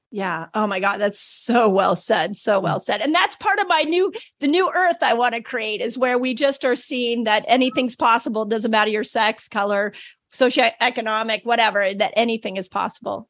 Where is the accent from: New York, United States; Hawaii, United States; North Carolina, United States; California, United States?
California, United States; Malibu; I grew up in Malibu